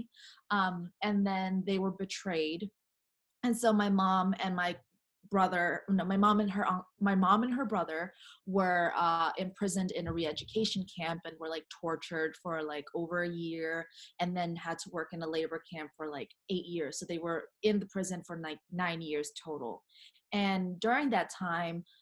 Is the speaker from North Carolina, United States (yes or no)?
yes; North Carolina, United States; I was born and raised in North Carolina, which is in the south